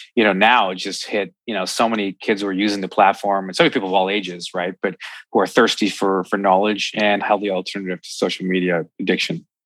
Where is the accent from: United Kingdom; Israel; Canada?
Canada; I'm Canadian